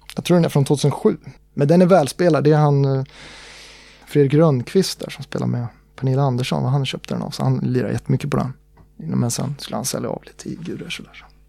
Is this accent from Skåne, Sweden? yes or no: no; Uppsala, Uppsala County, Sweden; jag är ju från Uppsala